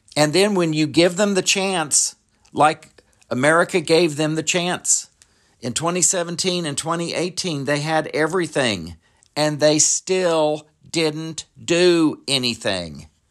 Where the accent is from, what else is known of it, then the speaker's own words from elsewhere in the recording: United States; as American citizens